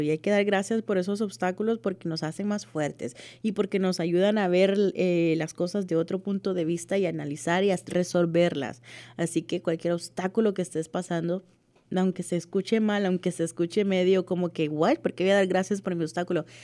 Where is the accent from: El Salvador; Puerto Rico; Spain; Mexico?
El Salvador; Como decimos en mi país, El Salvador